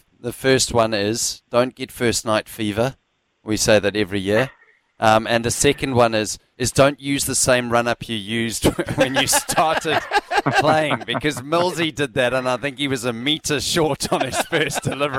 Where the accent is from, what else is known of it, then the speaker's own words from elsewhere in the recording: South Africa; And people will say about Alan Donald, when I was growing up in South Africa, oh, I remember when he dropped the bat.